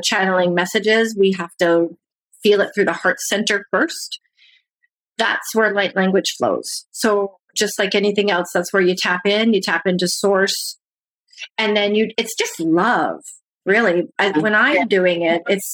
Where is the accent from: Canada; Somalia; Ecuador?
Canada; I'm from Canada